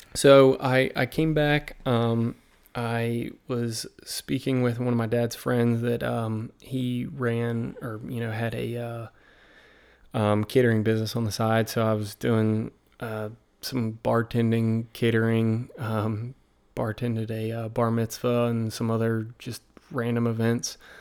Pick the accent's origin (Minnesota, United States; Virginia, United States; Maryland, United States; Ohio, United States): Virginia, United States; accent: American accent, Southern drawl; I'm from Virginia